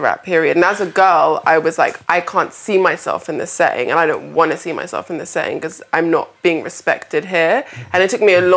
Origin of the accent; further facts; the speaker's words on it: London, United Kingdom; I grew up in Peckham